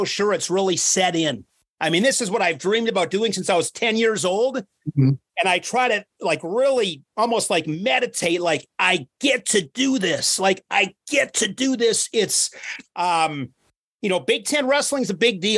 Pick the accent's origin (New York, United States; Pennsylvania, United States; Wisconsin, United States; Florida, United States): Wisconsin, United States; Ripon; now in Oshkosh, United States; I grew up in Wisconsin. Grew up in a small town, 7,000 people, Ripon, Wisconsin